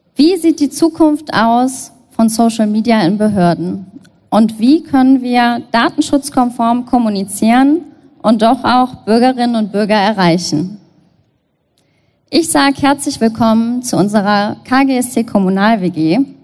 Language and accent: German; Cologne, North Rhine-Westphalia, Germany; Ich bin Kölnerin und möchte natürlich wissen, was in Köln so geht